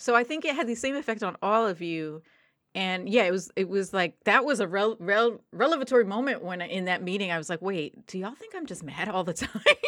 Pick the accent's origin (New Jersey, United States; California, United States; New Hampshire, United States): New Jersey, United States; I'm from New Jersey